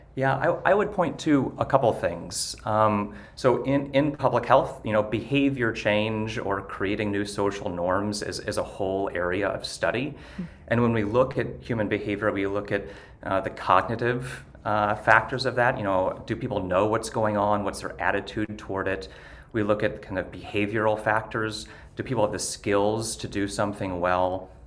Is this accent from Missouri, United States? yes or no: yes; Ste. Genevieve, Missouri, United States; moved away; I actually am from rural Missouri. I'm from St. Genevieve originally and still have a lot of family